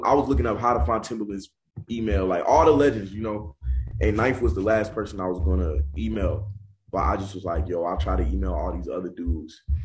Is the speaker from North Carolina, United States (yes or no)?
yes; Charlotte, North Carolina, United States; I grew up on the east side of Charlotte